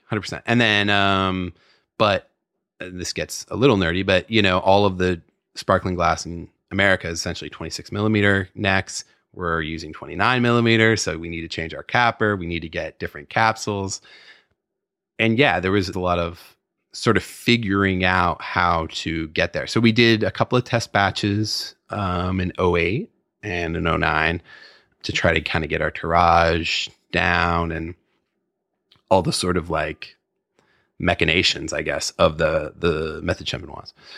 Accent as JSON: {"language": "English", "town": "San Francisco", "region": "California", "country": "United States", "tie": "born or raised there", "also_born_or_lived": "Petaluma", "said": "I grew up in San Francisco and then, uh, moved up to Petaluma when I was, I don't know, ten, eleven, something like that."}